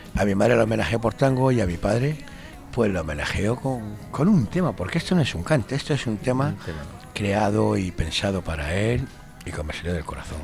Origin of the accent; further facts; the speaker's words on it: Madrid, Community of Madrid, Spain; moved away as an adult; now in Granada, Spain; yo soy madrileño me tiro toda mi vida viviendo en Madrid